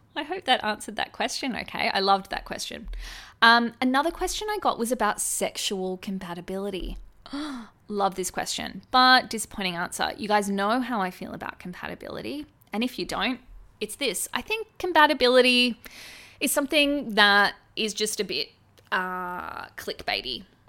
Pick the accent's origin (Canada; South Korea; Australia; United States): Australia; as an Australian